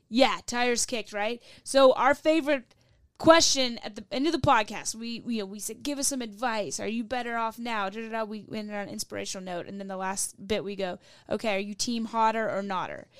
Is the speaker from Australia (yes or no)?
no; Louisville, Kentucky, United States; I'm from Louisville, Kentucky